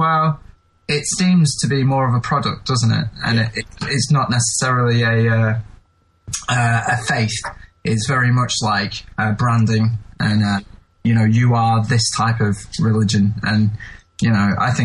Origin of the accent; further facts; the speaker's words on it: England, United Kingdom; as an English person